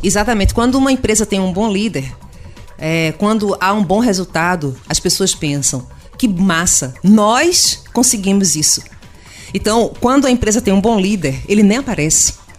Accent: Pernambuco, Brazil; eu sou pernambucana da região

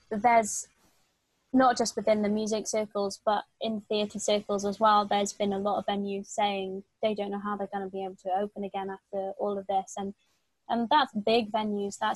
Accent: Wales, United Kingdom; it's not just people in Wales because I'm Welsh.

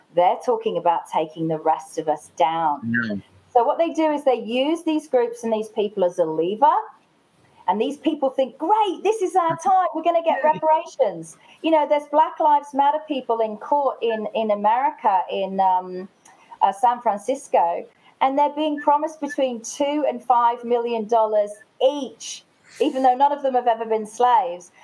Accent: England, United Kingdom; now in Australia; I am English.

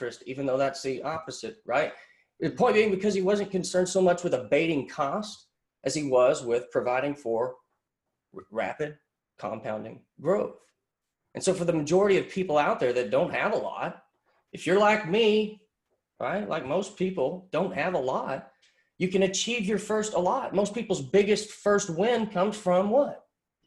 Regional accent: Pottsboro, Texas, United States; I grew up in Podunk, Pottsboro, Texas.

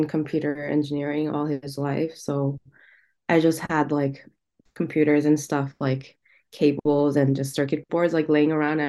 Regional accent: San Jose, California, United States; moved away; also born or lived in Korea; I grew up in San Jose, California.

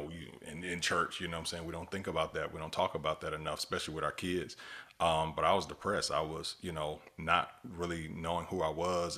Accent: Miami, Florida, United States; we boys from, from, from Miami, Florida

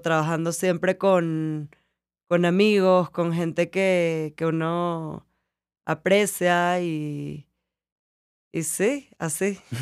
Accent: Venezuela; moved away as an adult; also born or lived in New York; yo llevo 12 años que me fui de Venezuela

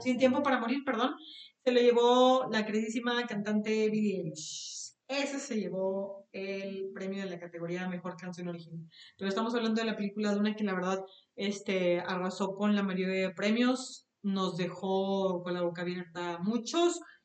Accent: Mexico; nosotros como mexicanos

